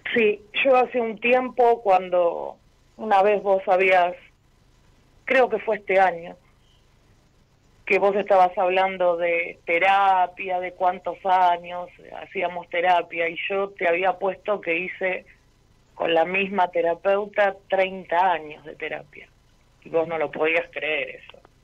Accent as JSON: {"language": "Spanish", "town": "Ciudadela", "region": "Buenos Aires Province", "country": "Argentina", "said": "De Ciudadela."}